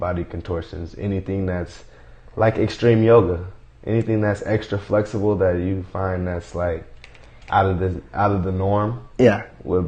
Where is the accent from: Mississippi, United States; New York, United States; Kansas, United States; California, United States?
California, United States; Fairfield; also born or lived in Oakland, California / San Francisco, California; I grew up in Fairfield, California